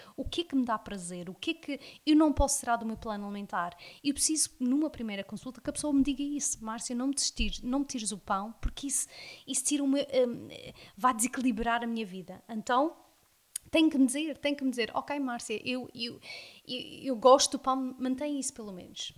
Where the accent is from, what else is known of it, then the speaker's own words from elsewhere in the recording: South Africa; first language English; Portuguese is a second language; moved away as an adult; now in Madeira, Portugal; nasci cá na Madeira, mas um, emigrei para a África do Sul, onde fiz toda a minha escola primária e a minha escola secundária toda lá.